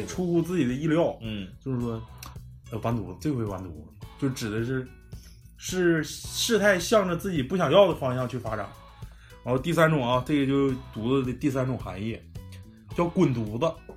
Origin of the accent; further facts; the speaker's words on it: Daqing, Heilongjiang, China; accent: Daqing dialect; 咱们本市的这种大庆话